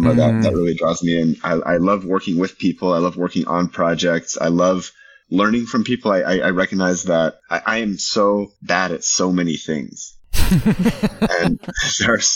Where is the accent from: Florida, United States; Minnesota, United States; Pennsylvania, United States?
Minnesota, United States; Minneapolis; moved away as an adult; now in Los Angeles, United States; I grew up in Minnesota